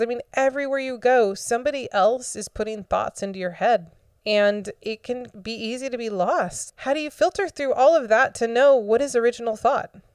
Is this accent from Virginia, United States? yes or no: no; Florida, United States; I grew up in Florida and I've been through a lot of hurricanes